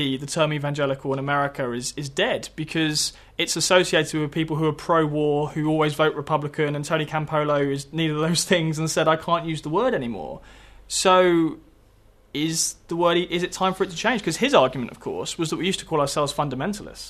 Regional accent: United Kingdom; myself as a Brit

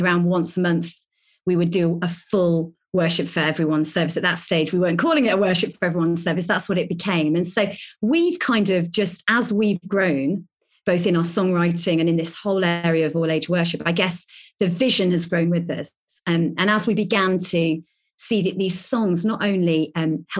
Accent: Lincolnshire, East Midlands, United Kingdom; moved away as an adult; now in Birmingham, United Kingdom; I grew up in Lincolnshire

